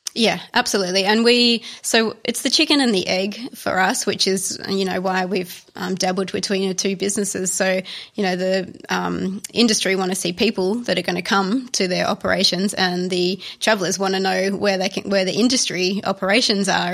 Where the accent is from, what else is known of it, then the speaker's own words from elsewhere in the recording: Australia; also born or lived in Italy; being an Australian